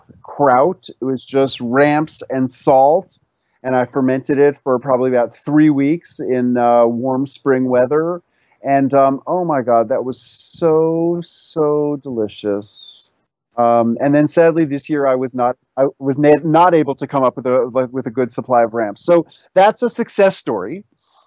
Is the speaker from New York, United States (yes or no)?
yes; New York City, New York, United States; the pickles that I grew up with in New York City